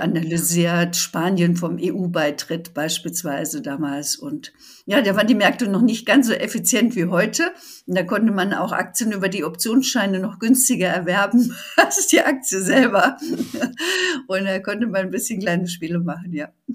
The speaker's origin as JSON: {"language": "German", "country": "Germany"}